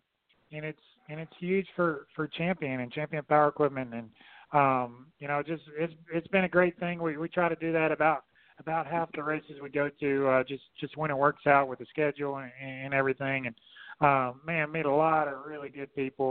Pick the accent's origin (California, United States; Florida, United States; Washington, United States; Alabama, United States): Alabama, United States; Fairhope; I was born in Fairhope, Alabama, and kind of lived right in between those two.